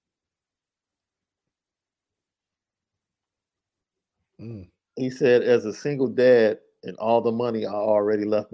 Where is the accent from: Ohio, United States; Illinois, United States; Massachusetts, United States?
Illinois, United States; Chicago; I'm from Chicago, so I'm all about Chicago